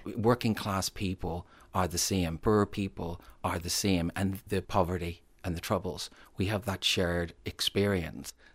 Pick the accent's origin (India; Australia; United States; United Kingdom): United Kingdom; Northern Ireland; moved away; also born or lived in England; When I was growing up in Northern Ireland